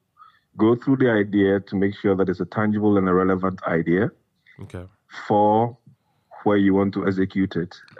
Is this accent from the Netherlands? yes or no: no; Ghana; I am from Ghana, born in Ghana, bred in Ghana, schooled in Ghana.